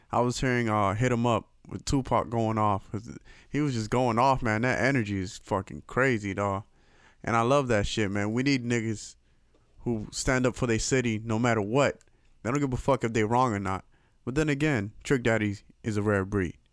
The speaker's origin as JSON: {"language": "English", "town": "Miami", "region": "Florida", "country": "United States", "said": "I'm from Miami myself"}